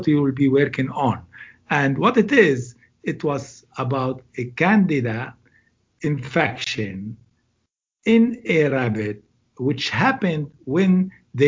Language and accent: English; Beirut, Beirut Governorate, Lebanon; moved away as an adult; also born or lived in England; now in Cleveland, United States; I am originally from Lebanon, Beirut, the capital of Lebanon, and I am currently at Case Western Reserve University